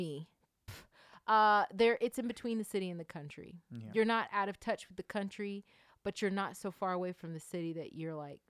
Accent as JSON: {"language": "English", "town": "Norcross", "region": "Georgia", "country": "United States", "also_born_or_lived": "Suwanee, Georgia", "said": "So I am originally from Norcross, Georgia. And that is a suburb in Atlanta, Georgia."}